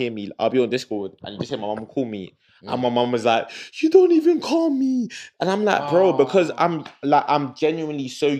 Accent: Nigeria; moved away; growing up in Nigeria, it's like I was my granddad and my uncle

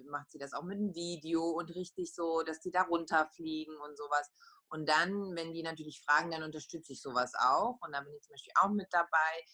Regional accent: Poland; accent: Polish; German is a second language; und dann habe ich halt so meinen polnischen Akzent noch dazugelegt

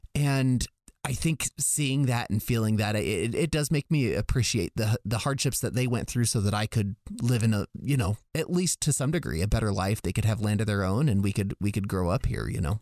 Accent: Las Vegas, Nevada, United States; I'm from Las Vegas

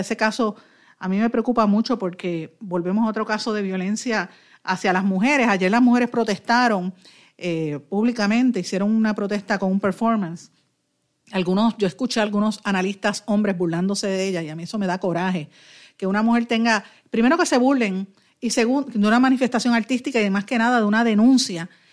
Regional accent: Puerto Rico; nosotros como puertorriqueños

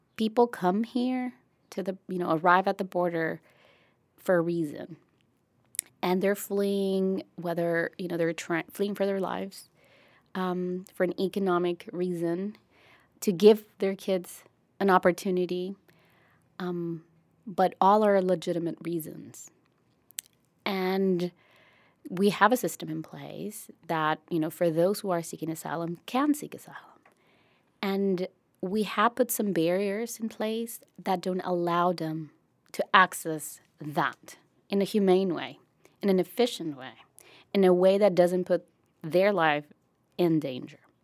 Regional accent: Brownsville, Texas, United States; my hometown

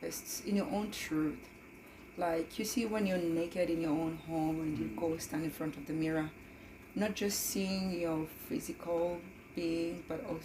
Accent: Kenya; moved away as an adult; also born or lived in Germany; now in Canada; I was born and raised in Kenya.

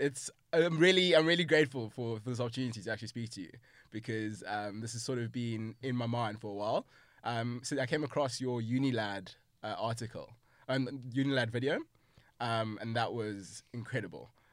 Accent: South Africa; I'm South African

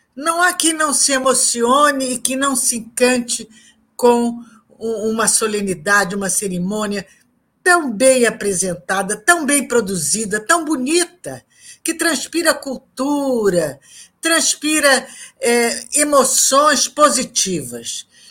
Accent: Brazil; nós que somos brasileiros

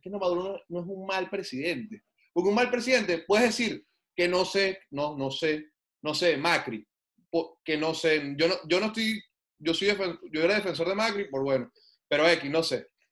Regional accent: Venezuela; moved away as an adult; now in Canada; yo soy venezolano, yo conozco ese país, yo nací, viví hasta hace dos años allá

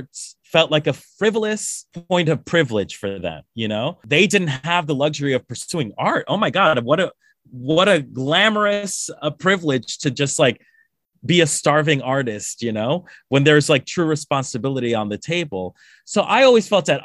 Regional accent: Colombia; moved away; I'm from Colombia. I'm from South America

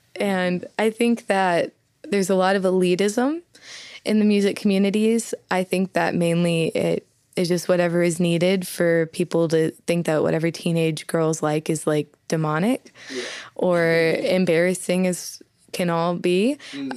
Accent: Southeastern Oklahoma, United States; accent: heavy accent; I'm a girl from Southeastern Oklahoma with a heavy accent

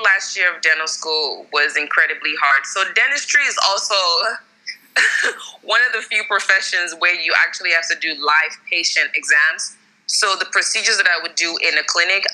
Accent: Maryland, United States; moved away; also born or lived in Texas, United States; I'm from Maryland originally

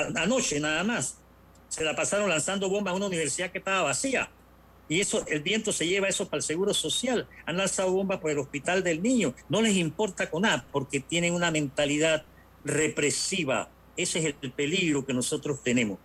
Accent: Panama

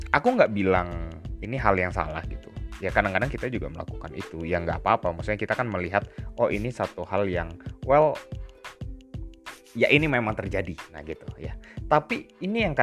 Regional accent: West Java, Indonesia; now in Malang, Indonesia; Aku Sunda

